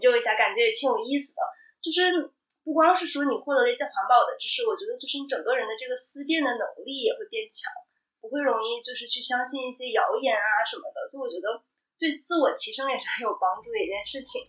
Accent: China; also born or lived in Canada; 我父母是很典型的那种超级节俭的中国人

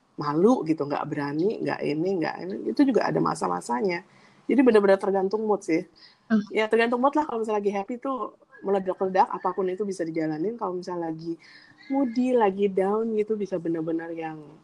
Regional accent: Indonesia; now in Dubai, United Arab Emirates; kita kan dari Indonesia

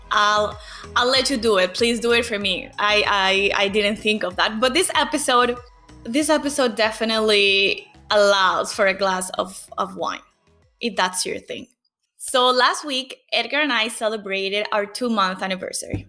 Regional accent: Venezuela; English is a second language; moved away as an adult; I had to leave Venezuela in 2015 because of the political crisis.

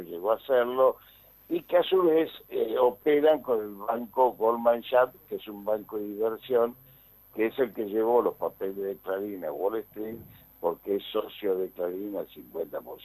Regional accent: Argentina

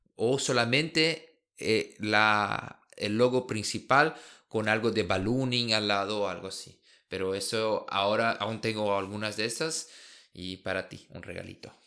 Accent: Brazil; Spanish is a second language; now in Germany; como brasileño

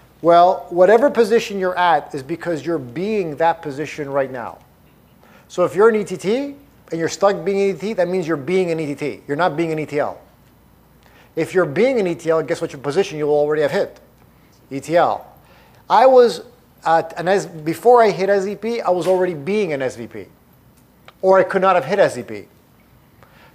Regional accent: Toronto, Ontario, Canada; now in Arizona, United States; I was born and raised in Toronto, Canada

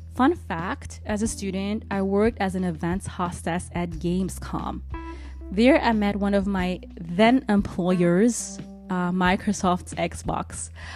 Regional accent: Bonn, North Rhine-Westphalia, Germany; also born or lived in Cologne; I grew up in Cologne's neighboring city, Bonn

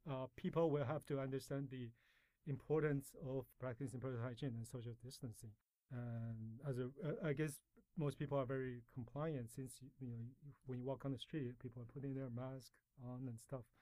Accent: Canada; also born or lived in Taiwan; Well, I was born in Taiwan, and uh, my family immigrated to Canada when I was 12, and that's where I did most of my education and uh, lived most of my life.

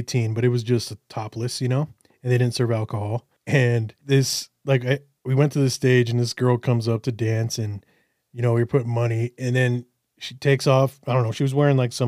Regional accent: United States; I'm from America

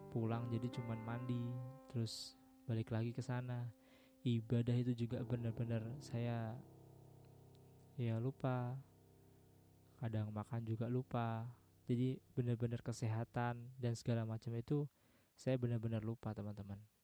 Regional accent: Semarang, Central Java, Indonesia; Eh, saya dilahirkan di Semarang. Saya domisili di Semarang.

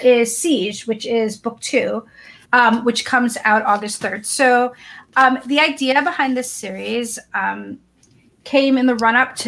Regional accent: the North, United States; now in the South, United States; I live in the South, but I'm a Northerner and I'm a Jew

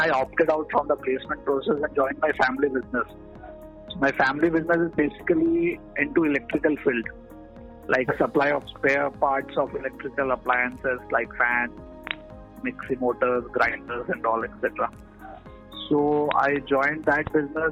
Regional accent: Cuttack, Odisha, India; also born or lived in Pune; I returned back to Cuttack, Odisha, which is my hometown

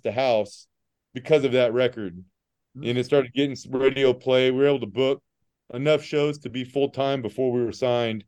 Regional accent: Southern California, United States; moved away as an adult; also born or lived in Hays, Kansas; I was from Southern California

